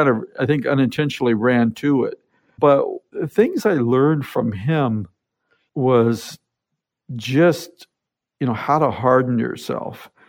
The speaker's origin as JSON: {"language": "English", "town": "Seattle", "region": "Washington", "country": "United States", "tie": "born there", "said": "I was born here in Seattle, but at about 10 months old, my dad was in the military. So, he was transferred to Germany"}